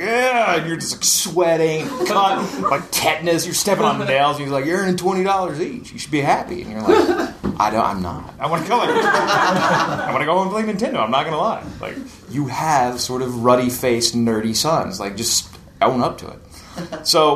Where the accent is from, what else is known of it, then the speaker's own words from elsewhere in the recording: East Tennessee, United States; I grew up in East Tennessee, like in the hills and valleys